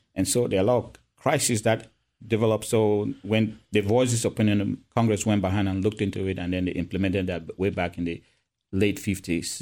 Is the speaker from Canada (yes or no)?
no; Cameroon; moved away as an adult; now in Fort Campbell, United States; I was born and raised in Cameroon, Africa